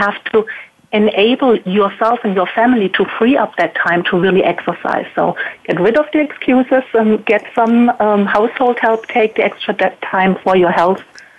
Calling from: Baden-Württemberg, Germany; Yes, it's in southern Germany, close to Heidelberg.

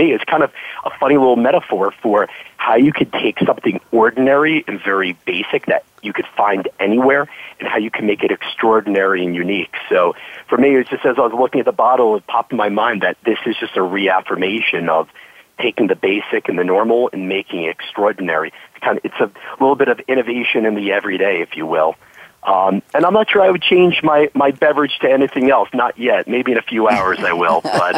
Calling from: New York City, New York, United States; So I'm calling you from my office right here in Midtown Manhattan, New York City. I'm right by the United Nations, actually, and it's a glorious, beautiful, sunny day here.

